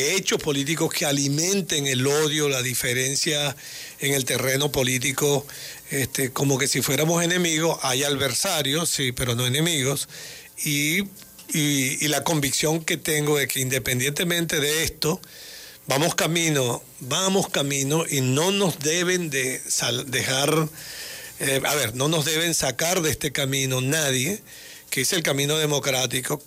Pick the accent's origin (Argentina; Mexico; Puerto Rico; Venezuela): Venezuela; como venezolano